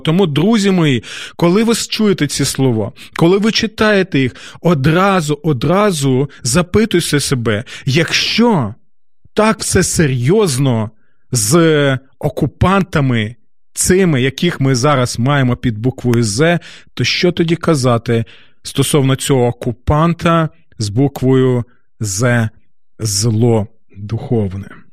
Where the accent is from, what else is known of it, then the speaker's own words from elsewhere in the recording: Kyiv, Ukraine; нашого рідного міста, нашої столиці